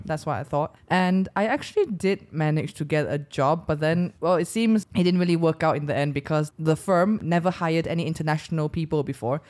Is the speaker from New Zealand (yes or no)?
no; Sarawak, Malaysia; first language English; also born or lived in United Kingdom; in Sarawak, my, my hometown